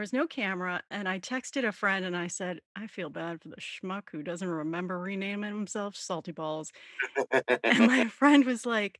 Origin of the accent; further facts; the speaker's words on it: Texas, United States; born there; I was born in Texas.